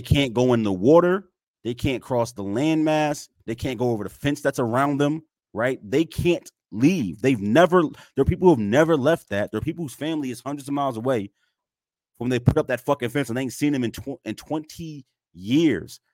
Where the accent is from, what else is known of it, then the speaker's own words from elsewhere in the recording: United States; I'm an American